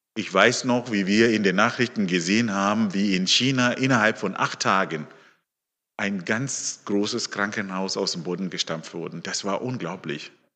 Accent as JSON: {"language": "German", "country": "Zimbabwe", "also_born_or_lived": "Leonberg, Germany", "moved": "yes", "lives_now": "Höchstadt an der Aisch, Germany", "said": "Ich komme ursprünglich aus Simbabwe."}